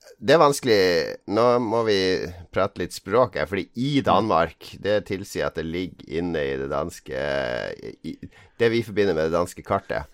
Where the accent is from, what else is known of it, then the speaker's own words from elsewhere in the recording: Norway; Vi er jo nordmenn